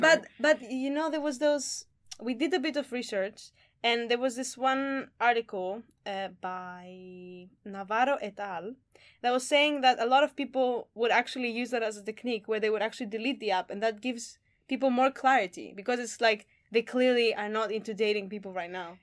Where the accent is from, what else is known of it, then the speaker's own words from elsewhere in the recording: Greece; moved away; I'm from Greece